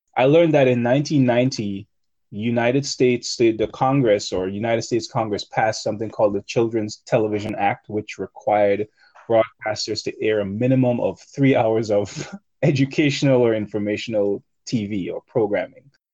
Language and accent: English; Grenada; I grew up in Grenada